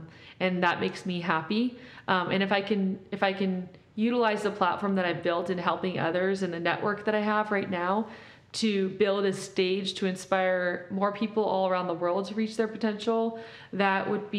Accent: Mexico; moved away; also born or lived in Compton, California, United States; growing up in Mexico and then moving to Compton and then going to Cal

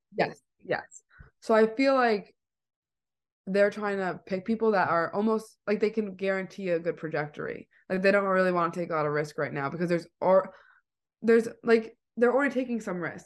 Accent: East Providence, Rhode Island, United States; I'm from East Providence

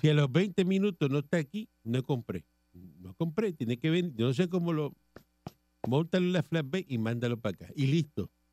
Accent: Cuba; moved away as an adult; now in Puerto Rico; yo soy cubano

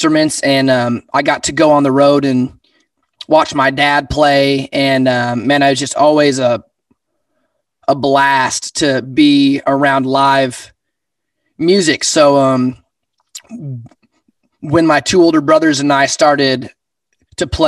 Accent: Sheridan, Wyoming, United States; Born and raised in Sheridan

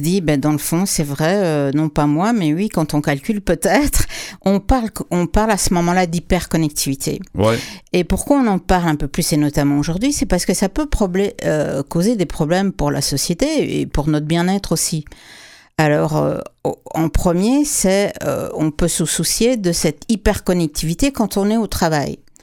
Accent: Quebec, Canada; chez nous au Québec

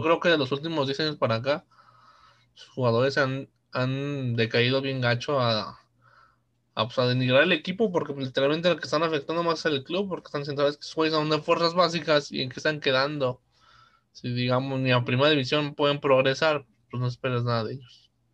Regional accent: Mexico; somos mexicanos

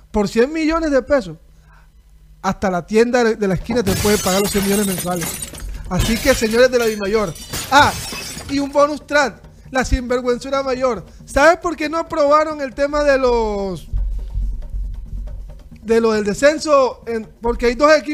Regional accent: Barranquilla, Atlántico, Colombia; Soy barranquillero, amo Barranquilla.

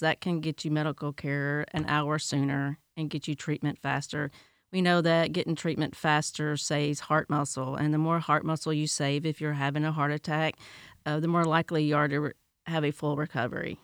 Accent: Tennessee, United States; now in Polk County; I'm from Tennessee

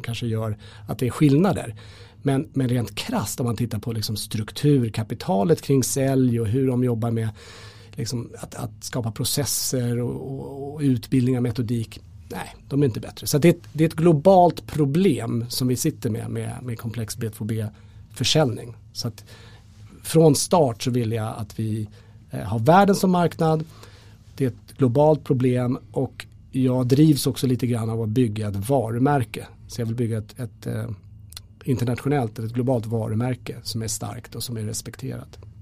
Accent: Sweden; vi som svenskar

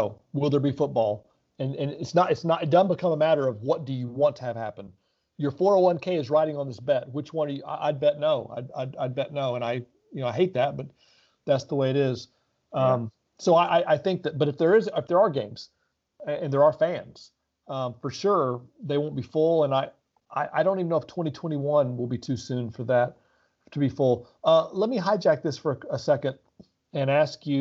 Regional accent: Oxford, Mississippi, United States; moved away as an adult; also born or lived in Florida / Cincinnati, Ohio; now in Indianapolis, United States; I grew up in Oxford, Mississippi, and went to University of Florida

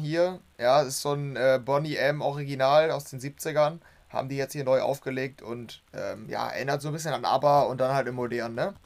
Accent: Germany; als Deutscher

